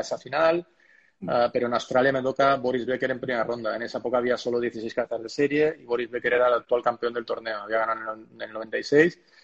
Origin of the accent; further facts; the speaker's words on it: Spain; somos cinco españoles